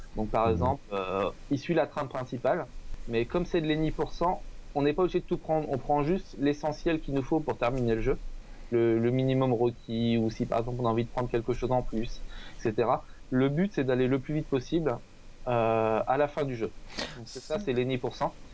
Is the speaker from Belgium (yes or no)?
no; Le Mans, Pays de la Loire, France; je viens du Mans